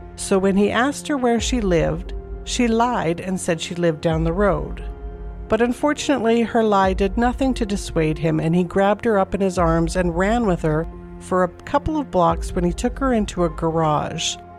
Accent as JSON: {"language": "English", "town": "Calgary", "region": "Alberta", "country": "Canada", "tie": "born or raised there"}